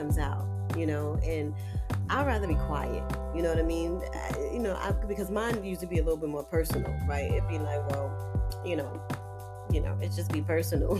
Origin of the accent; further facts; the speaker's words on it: New York City, New York, United States; I was born and raised in Harlem